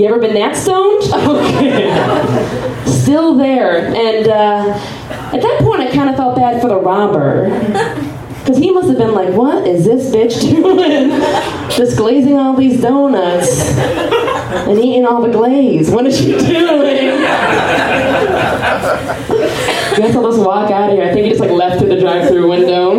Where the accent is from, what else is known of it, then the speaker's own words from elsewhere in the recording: Chicago, Illinois, United States; now in Austin, United States; I'm from Chicago